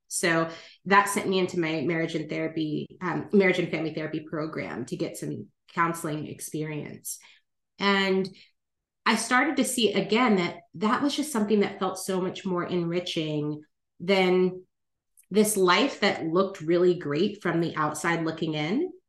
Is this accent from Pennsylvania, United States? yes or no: no; California, United States; moved away as an adult; also born or lived in New York; I grew up in California